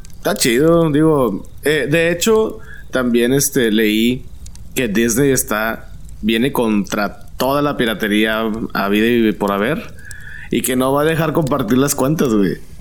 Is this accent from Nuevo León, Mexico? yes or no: yes; Monterrey, Nuevo León, Mexico